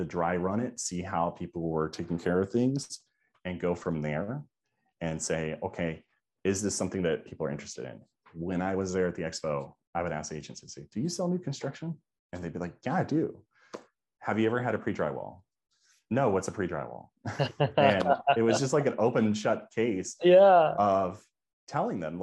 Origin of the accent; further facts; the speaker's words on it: Georgia, United States; now in Florida, United States; I'm from Georgia